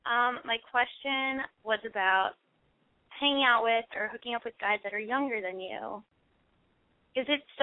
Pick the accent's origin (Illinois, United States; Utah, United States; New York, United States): New York, United States; now in Los Angeles, United States; I'm living in LA right now, but I'm from New York. So I'm only here for the summer.